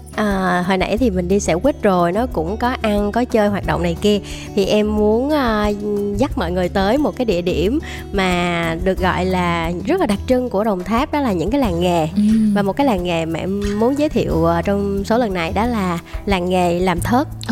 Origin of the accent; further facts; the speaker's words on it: Đồng Tháp, Vietnam; em đến từ Đồng Tháp